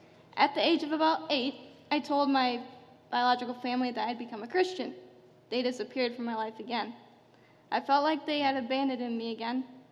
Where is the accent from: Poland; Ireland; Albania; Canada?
Albania; born there; I was born in Albania into a Muslim family.